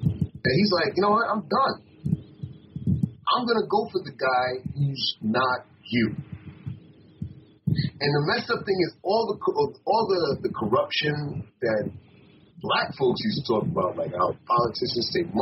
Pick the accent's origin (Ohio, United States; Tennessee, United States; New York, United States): New York, United States; being a New Yorker